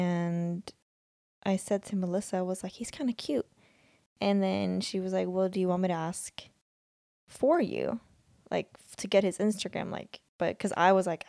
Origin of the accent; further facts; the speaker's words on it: Sweden; And then I kind of mentioned that I'm like from Sweden.